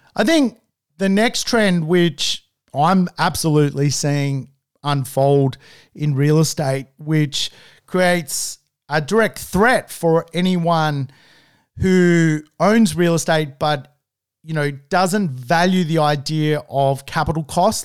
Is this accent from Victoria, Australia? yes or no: no; Manly, New South Wales, Australia